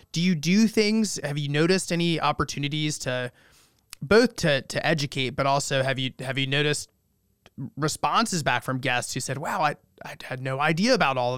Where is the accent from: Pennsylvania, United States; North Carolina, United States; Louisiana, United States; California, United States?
North Carolina, United States; I'm from North Carolina, and I grew up going to, you know, another industrialist large vacation home in the Biltmore Estate